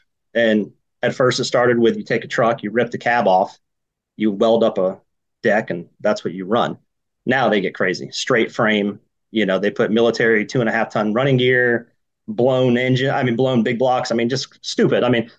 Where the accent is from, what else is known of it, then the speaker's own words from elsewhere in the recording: Georgia, United States; I grew up hunting in Georgia mainly, that place down south